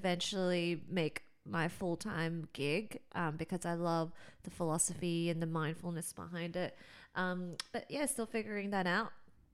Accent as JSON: {"language": "English", "country": "Australia", "tie": "born or raised there", "said": "I'm an ABC. So I was born here in Australia"}